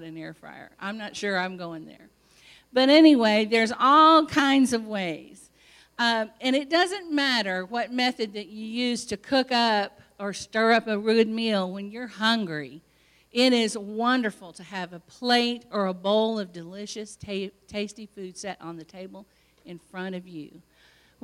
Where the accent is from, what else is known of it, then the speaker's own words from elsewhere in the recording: Illinois, United States; moved away as an adult; also born or lived in California; I was from Illinois, and here I was in California